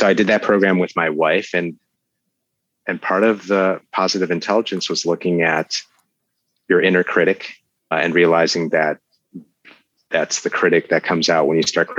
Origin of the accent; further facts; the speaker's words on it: Chicago, Illinois, United States; we're both from Chicago